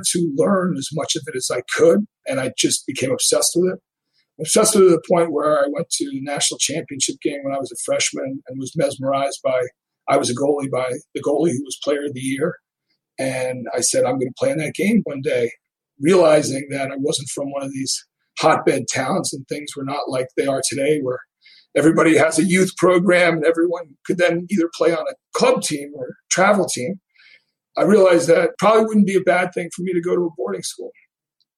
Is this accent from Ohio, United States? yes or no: no; Rye, New York, United States; I grew up in Rye, New York